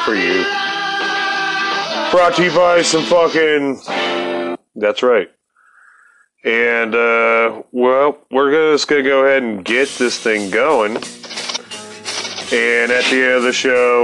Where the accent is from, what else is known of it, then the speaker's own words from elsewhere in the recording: Akron, Ohio, United States; we're both from Akron